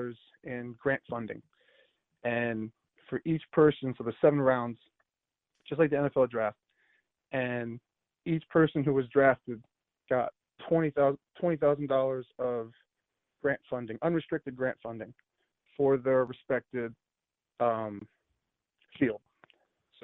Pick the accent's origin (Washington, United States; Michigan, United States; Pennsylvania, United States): Pennsylvania, United States; Bucks County, suburbs of Philadelphia; moved away as an adult; now in Buffalo, United States; I grew up in Bucks County, in one of the surrounding suburbs of Philadelphia